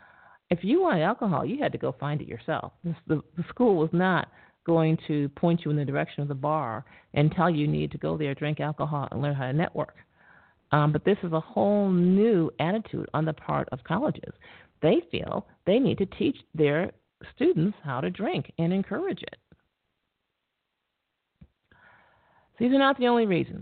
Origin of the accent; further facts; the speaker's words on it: Syracuse, New York, United States; I'm from Syracuse, New York